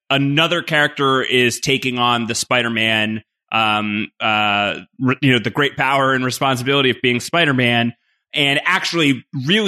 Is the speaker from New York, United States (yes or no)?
yes; New York City, New York, United States; as a New Yorker